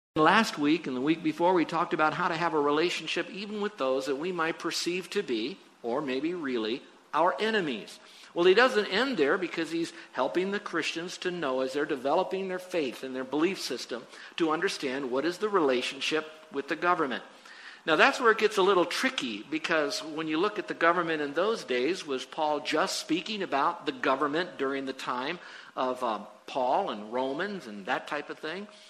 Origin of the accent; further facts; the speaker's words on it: United States; I'm an American